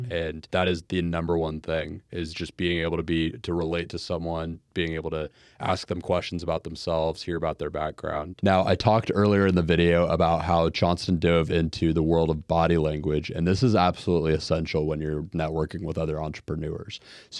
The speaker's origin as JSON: {"language": "English", "town": "Jacksonville", "region": "Florida", "country": "United States", "said": "I'm from Jacksonville."}